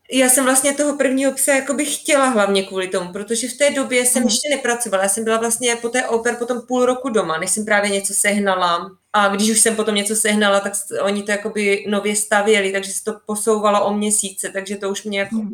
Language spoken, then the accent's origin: Czech; Czechia; moved away as an adult; now in Switzerland; z vesnice z Česka, odkud pocházím